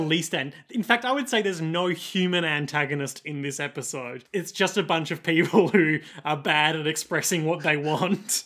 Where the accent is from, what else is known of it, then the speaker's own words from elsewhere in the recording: Australia; accent: rough Australian; my rough Australian accent